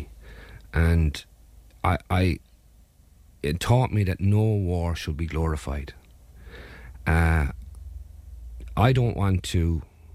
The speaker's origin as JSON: {"language": "English", "town": "Clonmel", "region": "Munster", "country": "Ireland", "tie": "born or raised there", "said": "I grew up in Barron Park in Clonmel."}